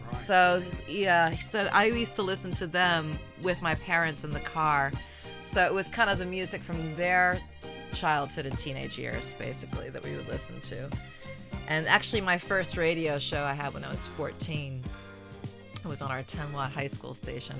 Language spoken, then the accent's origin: English; outside of Boston, Massachusetts, United States; I grew up outside of Boston